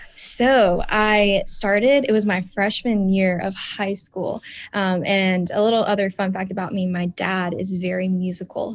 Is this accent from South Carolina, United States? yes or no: yes; Spartanburg, South Carolina, United States; Spartanburg teen, my hometown